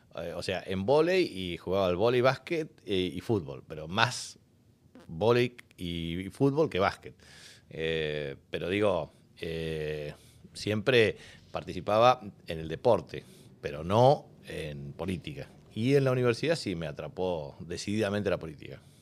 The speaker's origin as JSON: {"language": "Spanish", "town": "Presidencia Roque Sáenz Peña", "region": "Chaco", "country": "Argentina", "tie": "born or raised there", "said": "yo nací en la clínica de Presidencia Roque Saspeña, pero me crié en la Montenegrina y después me fui a Saspeña"}